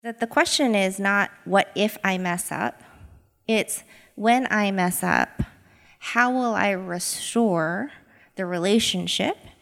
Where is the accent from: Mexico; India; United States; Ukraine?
United States; Boise, Idaho; born and raised in Boise, Idaho.